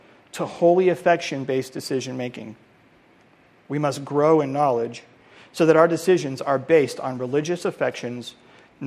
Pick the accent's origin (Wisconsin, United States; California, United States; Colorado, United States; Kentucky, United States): Colorado, United States; moved away; I'm from Colorado